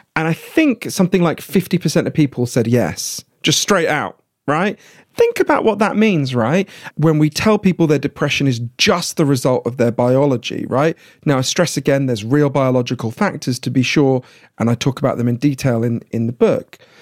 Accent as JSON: {"language": "English", "country": "United Kingdom", "said": "I'm British"}